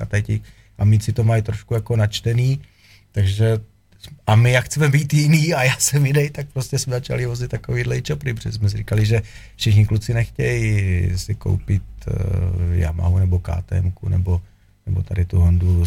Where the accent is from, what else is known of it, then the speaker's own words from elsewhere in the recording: Czechia; jsem Čech, jsem patriot